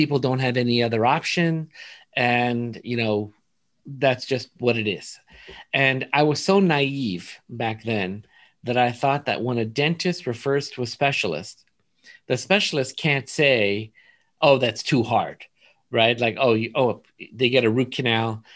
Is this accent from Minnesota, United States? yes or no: no; Los Angeles, California, United States; also born or lived in East Coast; I was kind of like raised in Woodland Hills, California. I was there pretty much my whole life until I left for dental school